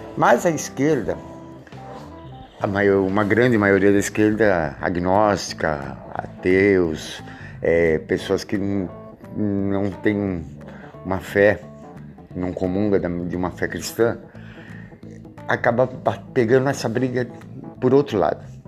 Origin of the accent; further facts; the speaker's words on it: Brazil; eu, que eu sou brasileiro